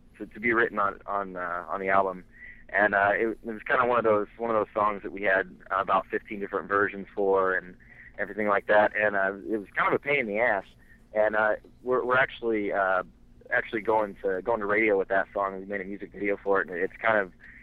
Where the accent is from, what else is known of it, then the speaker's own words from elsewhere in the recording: Central Illinois, United States; We're all from Central Illinois, which is not as close to Chicago as everybody thinks